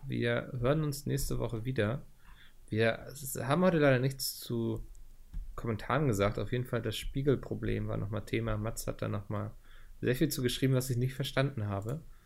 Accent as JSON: {"language": "German", "region": "Northern Germany", "country": "Germany", "tie": "born or raised there", "said": "meine Heimat ist Norddeutschland"}